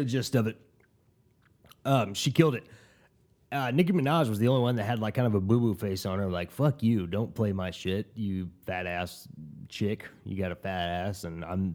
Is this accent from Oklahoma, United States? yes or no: yes; Tulsa, Oklahoma, United States; I'm from Tulsa, Oklahoma